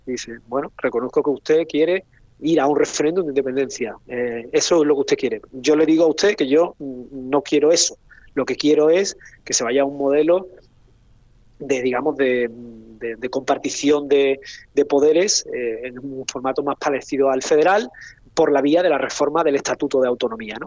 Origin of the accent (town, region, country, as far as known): Spain